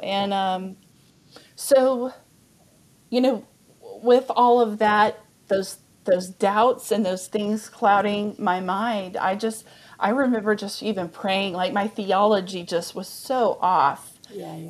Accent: Amarillo, Texas, United States; born or raised there; also born or lived in Dallas, Texas

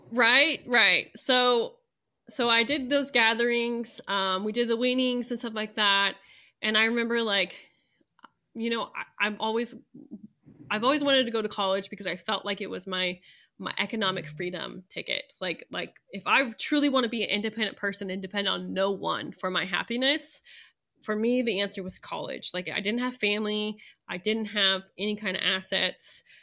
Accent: Central Valley of California, United States; moved away as an adult; also born or lived in Idaho / Saint Kitts; now in Manhattan, Kansas, United States; where I'm from and in, uh, in the Central Valley of California, we're thirty miles from the Sierra Nevada Mountains

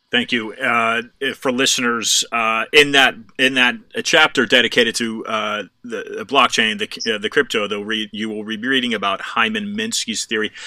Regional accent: United States; as an American

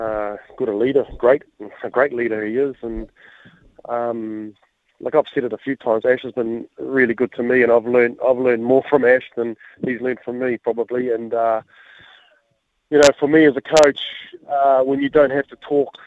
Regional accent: Auckland, New Zealand; now in Hawke's Bay, New Zealand; I'm born and bred in Henderson and West Auckland, and Hawke's Bay's my home now

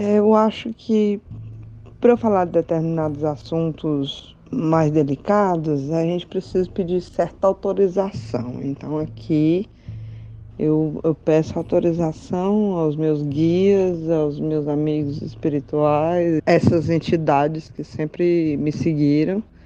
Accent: Teresina, Piauí, Brazil; also born or lived in Fortaleza, Ceará; Eu nasci em Fortaleza, mas fui bebezinha para Teresina.

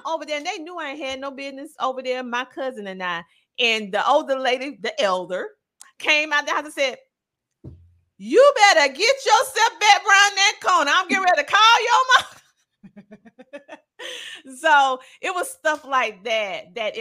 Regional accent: South Carolina, United States; growing up in South Carolina, the small town in South Carolina

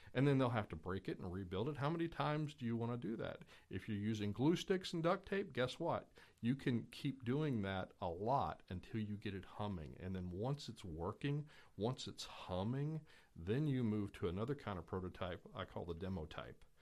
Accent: Louisville, Kentucky, United States; was born in Eastern Kentucky, grew up in Louisville, uh, so tha-, that's why I don't seem to have the, you know, typical Eastern Kentucky accent

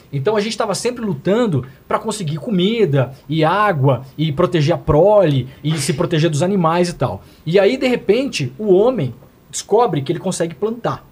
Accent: interior of Santa Catarina, Brazil; moved away; Eu sou do interior de Santa Catarina

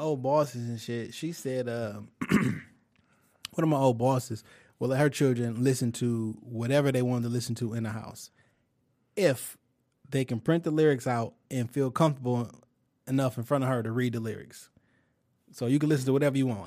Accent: Detroit, Michigan, United States; I'm from Detroit

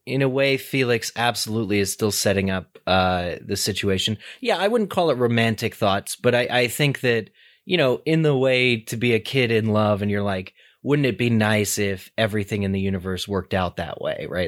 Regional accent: United States; as an American, uh, child

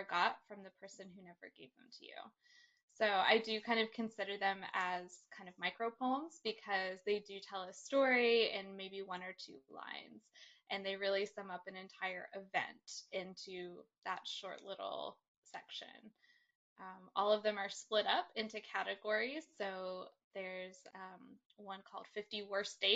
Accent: Brevard, North Carolina, United States; moved away as an adult; also born or lived in Austin, Texas; now in Los Angeles, United States; I grew up in North Carolina, a really small town

